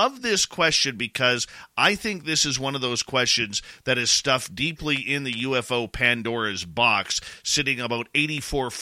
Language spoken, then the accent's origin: English; near Vancouver, British Columbia, Canada; Where I grew up near Vancouver